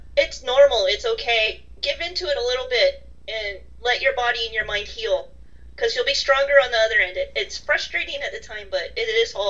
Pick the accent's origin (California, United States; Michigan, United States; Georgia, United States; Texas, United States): California, United States; ever since growing up in California.